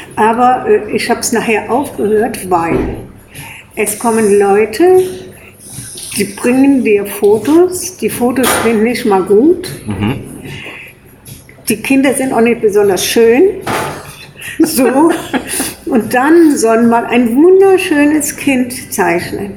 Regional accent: Brohl-Lützing, Rhineland-Palatinate, Germany; also born or lived in Kleve, North Rhine-Westphalia / Namedy; now in Koblenz, Germany; ich bin in Kleve am Niederrhein geboren. Ja. Und bin dann in Brohl am Rhein aufgewachsen

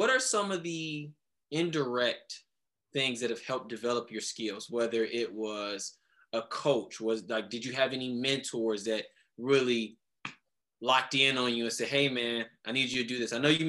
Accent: Cleveland, Ohio, United States; growing up where I grew up in Cleveland

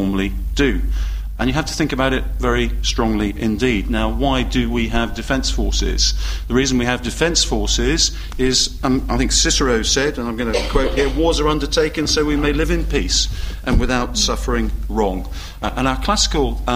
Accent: United Kingdom; being British

